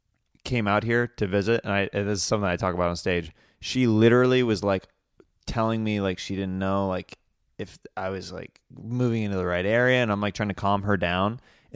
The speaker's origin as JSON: {"language": "English", "region": "Kansas", "country": "United States", "said": "I'm from Kansas."}